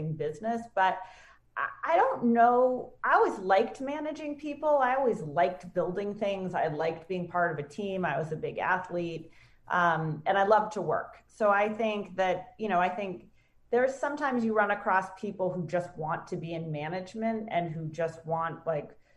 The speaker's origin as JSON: {"language": "English", "region": "New Hampshire", "country": "United States", "also_born_or_lived": "Maine / Vermont", "moved": "yes", "lives_now": "Connecticut, United States", "said": "I'm from New Hampshire. I went to school in Maine. I spent a lot of time in Vermont. So New England girl, for sure"}